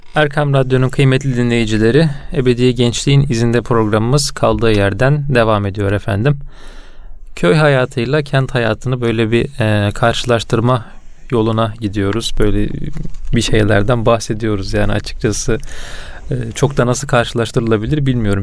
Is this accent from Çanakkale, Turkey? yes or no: yes; Çanakkale, Turkey; ben Çanakkale'de e, hayatımın büyük bir bölümü geçtiği için